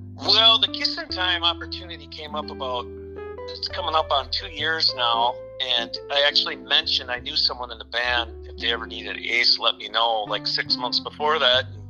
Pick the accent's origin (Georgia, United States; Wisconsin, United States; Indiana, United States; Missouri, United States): Wisconsin, United States; Kenosha; moved away as an adult; also born or lived in Carmel, California; now in Minneapolis, United States; we moved to Kenosha, Wisconsin. that's pretty much where I grew up till I was about 19